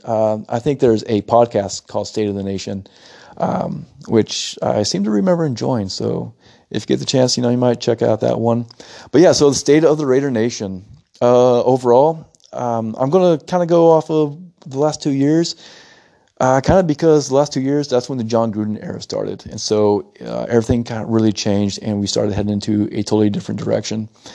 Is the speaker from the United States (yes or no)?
yes; United States; moved away as an adult; now in Italy; I'm an American citizen